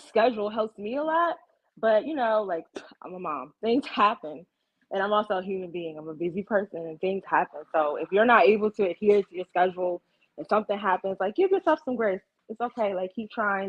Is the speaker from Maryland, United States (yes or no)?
yes; Ocean City, Maryland, United States; born or raised there; moved away